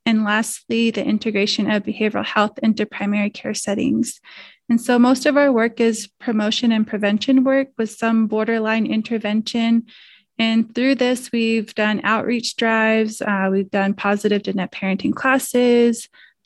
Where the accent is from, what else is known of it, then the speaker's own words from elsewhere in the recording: Arizona, United States; I'm from Clagato, Arizona